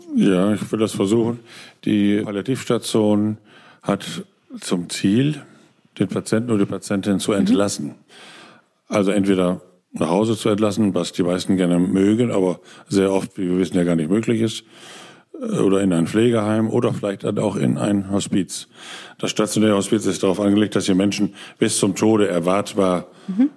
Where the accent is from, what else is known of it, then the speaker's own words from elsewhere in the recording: Osnabrück, Lower Saxony, Germany; moved away as an adult; now in Berlin, Germany; in meiner Heimat Osnabrück